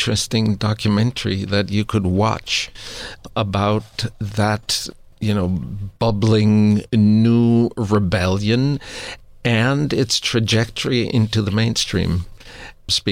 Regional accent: Austria; moved away; I grew up Roman Catholic because I grew up in Austria.

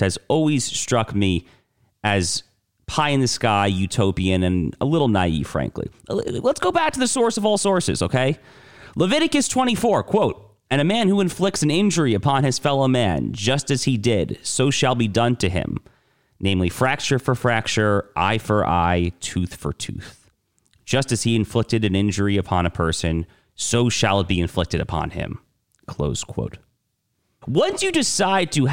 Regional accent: New York, United States; moved away; I'm originally from New York

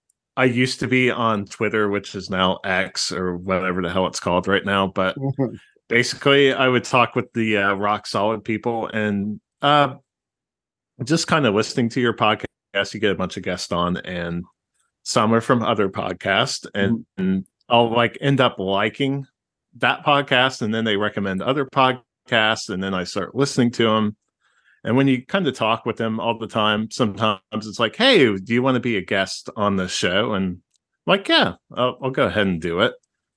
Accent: Ohio, United States; I just call it Ohio. I don't know about great state.

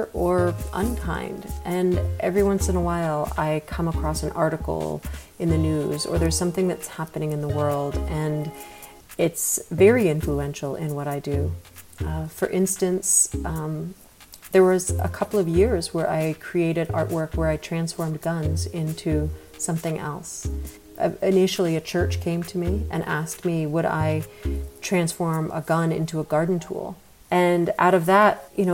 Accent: rural New Hampshire, United States; moved away as an adult; also born or lived in Boston, Massachusetts / New York City; now in Atlanta, United States; My family was from New York City, but I grew up in rural New Hampshire

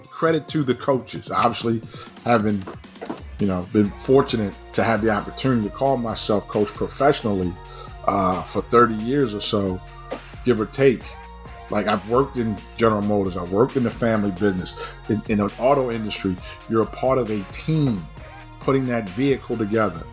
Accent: Baltimore, Maryland, United States; I grew up in an era of summer league, BNBL was the biggest thing that was AAU in the 70s and 80s in, in Baltimore. Just talk about my hometown

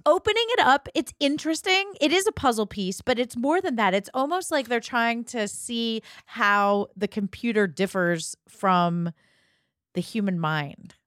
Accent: Ohio, United States; growing up in Ohio

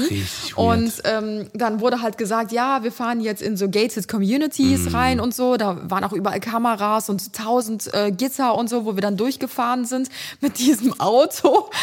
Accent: Cologne, North Rhine-Westphalia, Germany; bei uns in Kölle

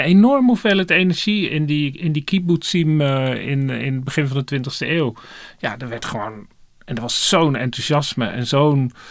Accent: Dordrecht, South Holland, Netherlands; moved away; in de stad ben waar ik, waar ik geboren ben, Dordrecht, dan hoor ik het platte Dords

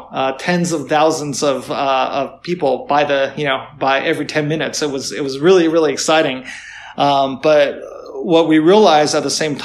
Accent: United States; moved away as an adult; now in China; I am American, but of Chinese descent

